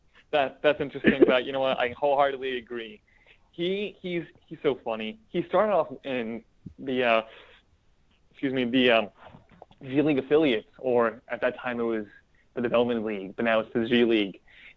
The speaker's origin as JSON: {"language": "English", "town": "New York City", "region": "New York", "country": "United States", "said": "But as a New Yorker"}